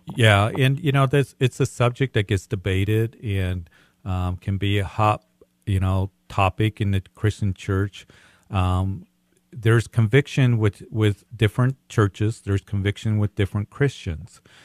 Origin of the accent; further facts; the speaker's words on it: Widefield, Colorado, United States; I grew up in the Whitefield area.